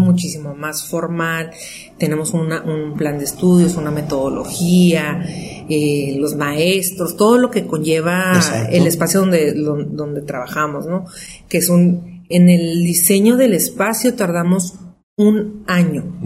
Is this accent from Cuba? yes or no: no; Tijuana, Baja California, Mexico; somos tijuanenses de cuarta generación, o sea, amamos Tijuana